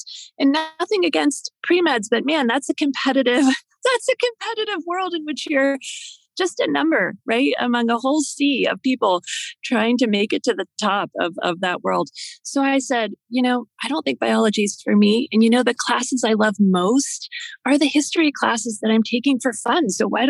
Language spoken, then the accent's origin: English; Pittsburgh, Pennsylvania, United States; now in Washington, D.C., United States; So I was born and raised in the great city of Pittsburgh, Pennsylvania. So not too far from where I live now in Washington, D.C.